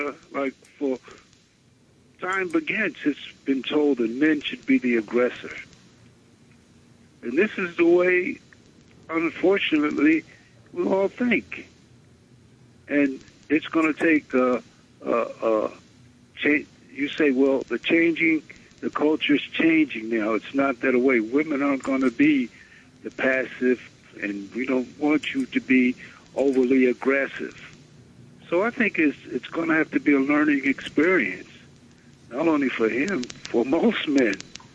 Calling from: Brooklyn, New York, United States; I live in Brooklyn.

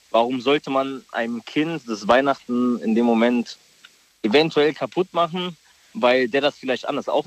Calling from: Mainz, Rhineland-Palatinate, Germany; ich komm aus Mainz

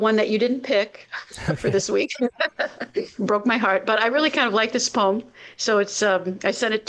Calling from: Connecticut, United States

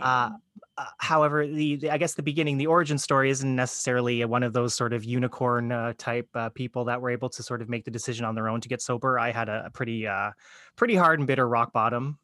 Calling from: Windsor, Ontario, Canada; I'm calling, uh, from Windsor, Ontario, Canada

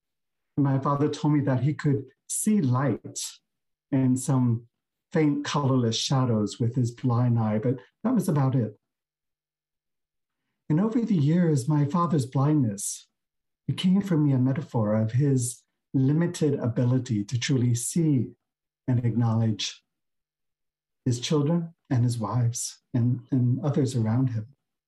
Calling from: San Francisco, California, United States; And I'm zooming in from Beginner's Mind Temple here in San Francisco.

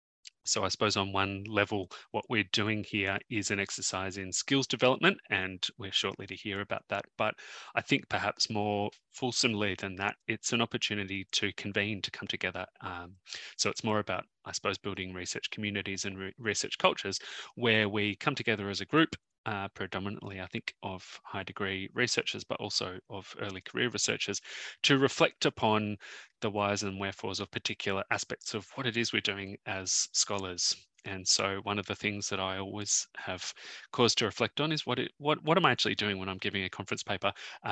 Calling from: Sydney, New South Wales, Australia; I'm zooming in from Gadigal land in the inner west of Sydney

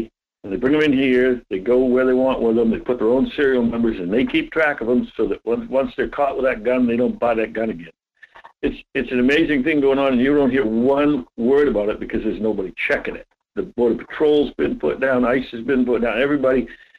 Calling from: Homer, United States; … from Homer.

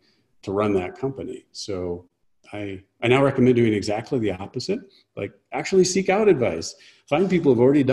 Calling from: New Mexico, United States; I live in the mountains between Albuquerque and Santa Fe, New Mexico.

